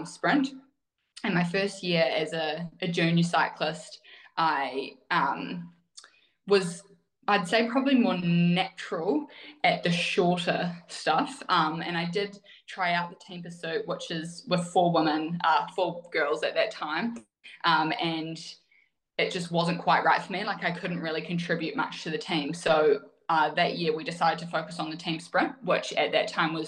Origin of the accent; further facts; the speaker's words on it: Wanaka, Otago, New Zealand; I grew up in Wanaka